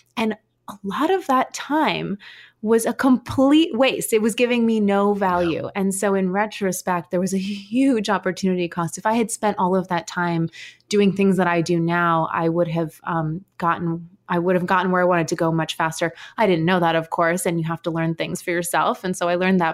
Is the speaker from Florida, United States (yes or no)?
no; New York City, New York, United States; also born or lived in Williamsburg, Brooklyn; I grew up in Manhattan